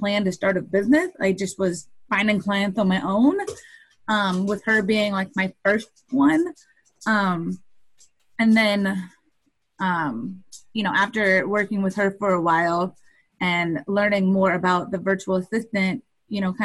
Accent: Indiana, United States; I am from Indiana, and I'm a web designer for female entrepreneurs

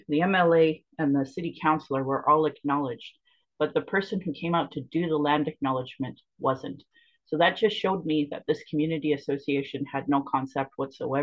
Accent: Calgary, Alberta, Canada; I was born in Calgary, or Blackfoot Mokistus

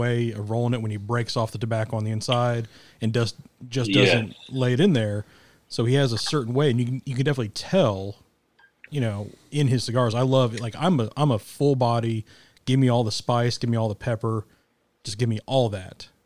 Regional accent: Kansas City, United States; now in Arkansas, United States; I'm from Kansas City, which has a pretty good Italian community too, but I'm on the Irish side of the community

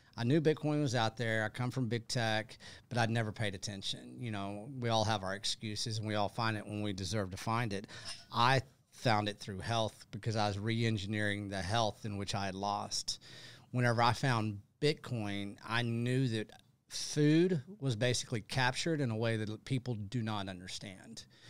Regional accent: Texas, United States; I'm from Texas

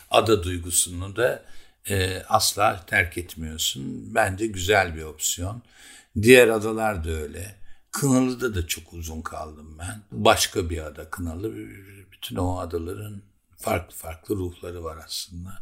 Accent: Keban, Elazığ Province, Turkey; now in Bozcaada, Turkey; Bizim çocukluğumuz Keban Barajı'nda geçti.

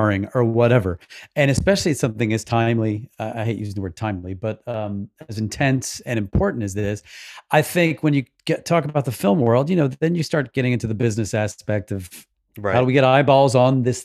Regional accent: the South, United States; I grew up in the South

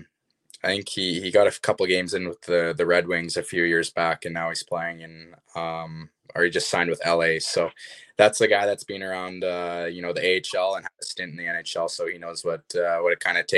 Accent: Kamloops, British Columbia, Canada; born or raised there

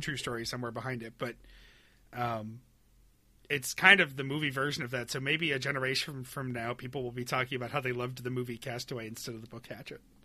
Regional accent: Webster, New York, United States; moved away; growing up in Webster, New York

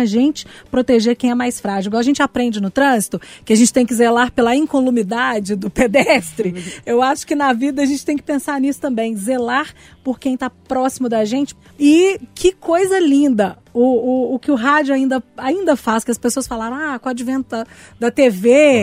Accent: Brazil; eu sou brasileiro com muito orgulho, com muito amor

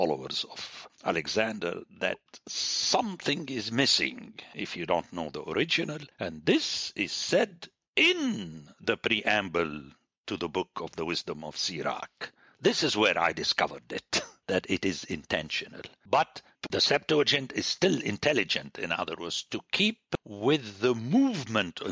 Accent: Palestine; moved away; I was born in Palestine

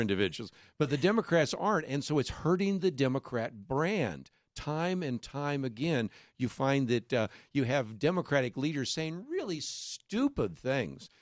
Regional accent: Berkeley, California, United States; when I grew up in Berkeley

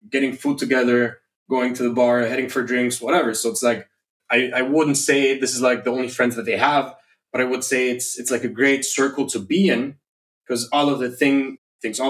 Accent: Germany; now in Indonesia; I was born and raised in Germany

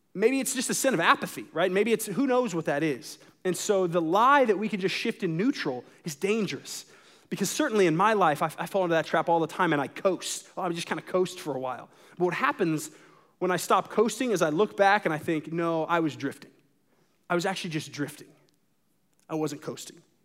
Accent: United States; as an American

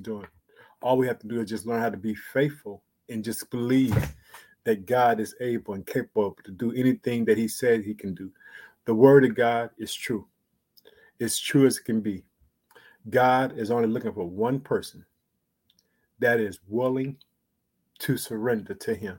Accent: Illinois, United States; also born or lived in Chicago

